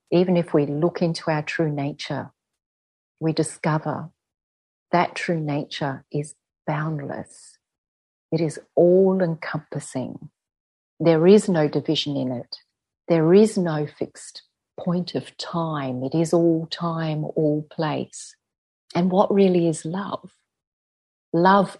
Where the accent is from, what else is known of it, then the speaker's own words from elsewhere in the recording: Adelaide, South Australia, Australia; in our culture here as Aboriginal Australian people